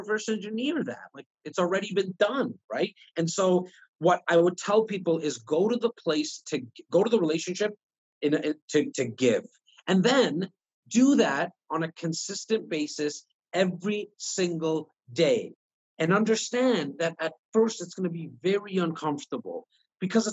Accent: Toronto, Ontario, Canada; I'm not only born and raised in Toronto, but I'm born and raised in the north part of Toronto in an area called Rexdale

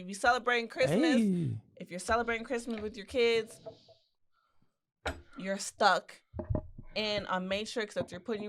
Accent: Texas, United States; Because I'm from Texas.

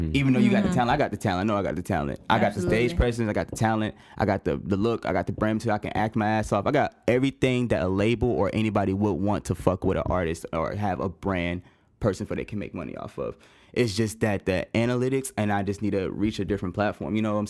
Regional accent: Kansas, United States; born there; also born or lived in Tennessee / Louisiana / Germany / Missouri; now in Hinesville, United States; I was born in Kansas. Lived there for 6 months, like moved to Tennessee where my dad's from. I've moved to Louisiana, Germany, Missouri, Hawaii, and I've been in Georgia since 2013.

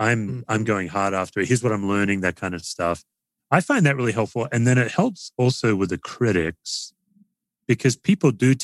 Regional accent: Australia; now in United States; I'm an Aussie

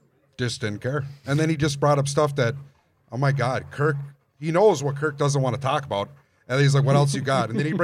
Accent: North Dakota, United States; I'm from North

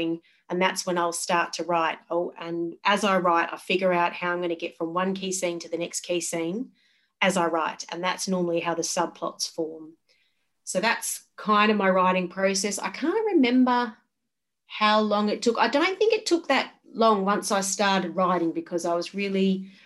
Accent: Geraldton, Western Australia, Australia; moved away as an adult; now in Perth, Australia; I grew up in Geraldton in Western Australia

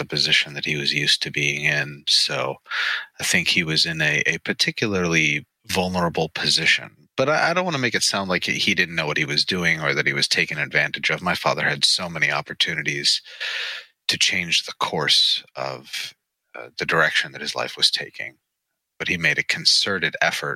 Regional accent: Pittsburgh, Pennsylvania, United States; I was born in Pittsburgh, Pennsylvania in 1983

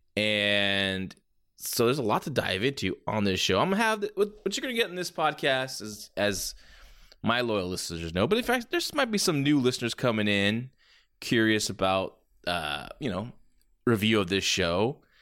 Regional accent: San Jose, California, United States; my hometown of San Jose, California

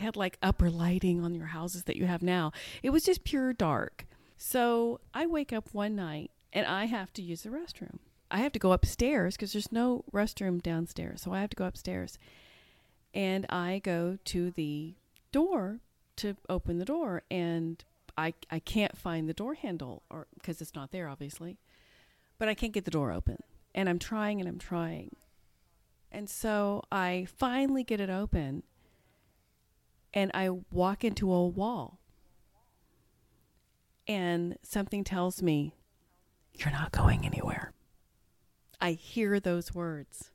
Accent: Topeka, Kansas, United States; now in Dallas-Fort Worth, United States; even though I live in Dallas-Fort Worth area now, I grew up in Topeka, Kansas

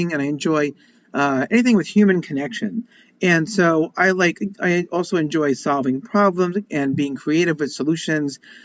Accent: Long Island, New York, United States; I grew up in Long Island, Jewish family from the suburbs

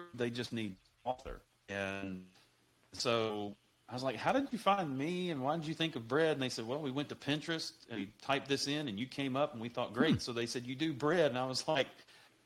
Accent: Mississippi, United States; growing up in Mississippi, you know, homemade, we didn't buy canned biscuits

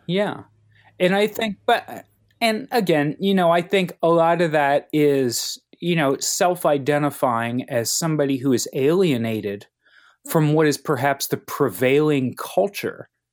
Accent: Cincinnati, Ohio, United States; I grew up in Cincinnati.

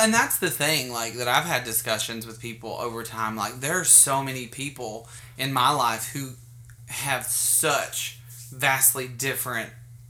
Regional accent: Bountiful, Utah, United States; I grew up in Bountiful

